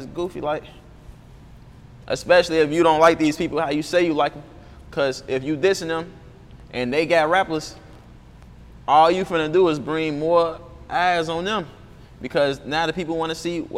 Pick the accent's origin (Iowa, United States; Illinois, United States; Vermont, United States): Illinois, United States; Chicago; I'm from Inglewood, I'm from 66 Marshfield